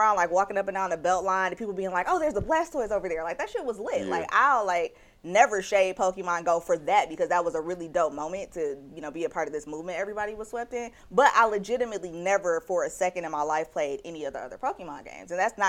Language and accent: English; Detroit, Michigan, United States; I'm still from Detroit.